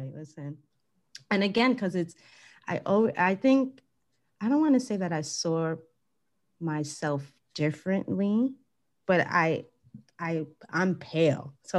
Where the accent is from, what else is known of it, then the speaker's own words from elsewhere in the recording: Jamaica; I'm like, I'm completely Jamaican. You can't tell me anything.